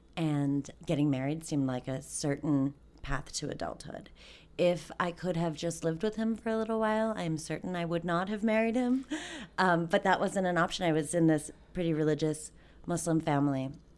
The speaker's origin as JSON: {"language": "English", "region": "Maryland", "country": "United States", "tie": "born there", "also_born_or_lived": "Bangladesh", "said": "So I was born here in Maryland, and my parents had migrated here 10 years prior during the Bangladesh-Pakistan War."}